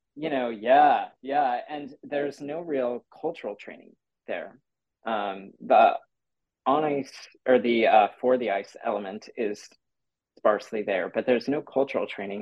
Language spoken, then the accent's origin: English; Santa Rosa, California, United States; also born or lived in San Jose; I grew up in Santa Rosa, uh, which is about an hour north of San Francisco